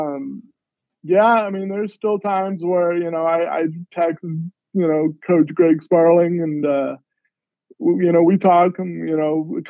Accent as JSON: {"language": "English", "region": "Southern California", "country": "United States", "moved": "yes", "said": "I'm originally from Southern California"}